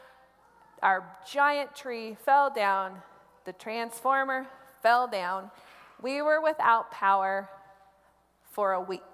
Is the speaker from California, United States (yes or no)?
no; Columbus, Nebraska, United States; now in Denver, United States; I grew up in Columbus, Nebraska